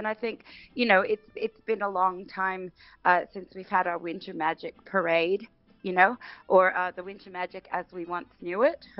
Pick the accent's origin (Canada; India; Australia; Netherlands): Canada; also born or lived in England; I guess growing up in Canada, most of my life, and England.